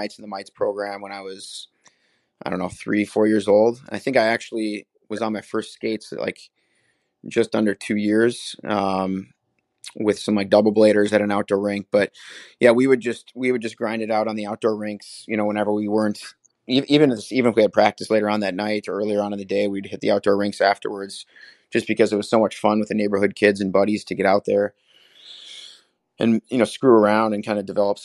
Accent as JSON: {"language": "English", "town": "Willmar", "region": "Minnesota", "country": "United States", "tie": "born or raised there", "said": "I grew up in Wilmer, Minnesota, about 2 hours west of Minneapolis-St. Paul, small 20,000 person town"}